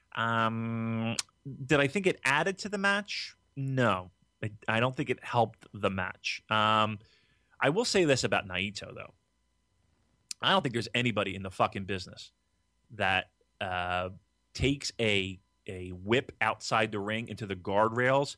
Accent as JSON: {"language": "English", "town": "Gloucester City", "region": "New Jersey", "country": "United States"}